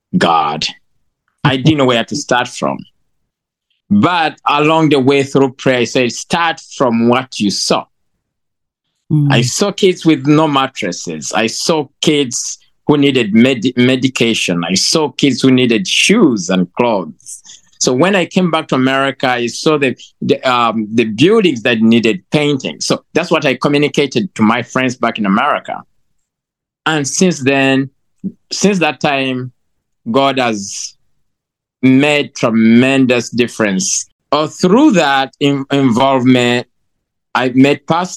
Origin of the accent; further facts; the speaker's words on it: Uganda; moved away as an adult; now in United States; So I'm from Uganda. I was born and raised in Uganda. I moved to the United States